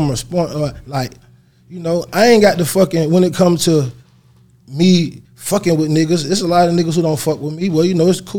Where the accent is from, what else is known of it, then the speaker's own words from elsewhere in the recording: Atlanta, Georgia, United States; I'm from the West Side, Bankhead, born home. No, definitely the West Side. Born Bankhead, the capital of Atlanta.